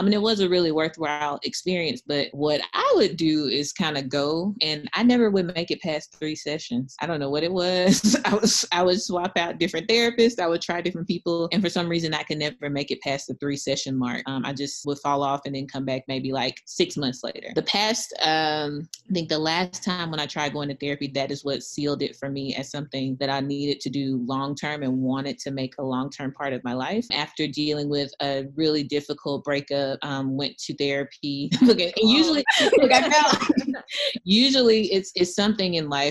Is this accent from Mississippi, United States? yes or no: yes; Mississippi, United States; moved away as an adult; I was born and raised in Mississippi